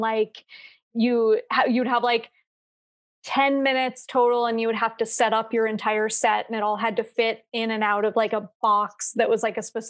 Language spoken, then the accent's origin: English; Colorado, United States; born or raised there